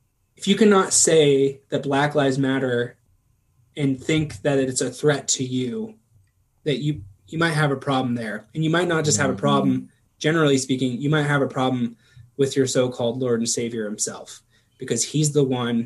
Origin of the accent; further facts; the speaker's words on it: United States; I'm an American